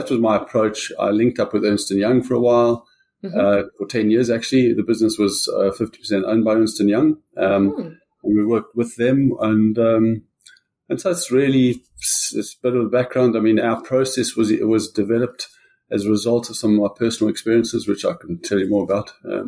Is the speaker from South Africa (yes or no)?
yes; South Africa; I grew up in South Africa.